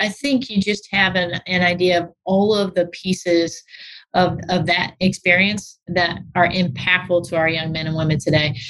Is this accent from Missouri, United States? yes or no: yes; St. Louis, Missouri, United States; moved away as an adult; also born or lived in Muncie, Indiana; I grew up on the north side of the community, Florissant, uh, Ferguson area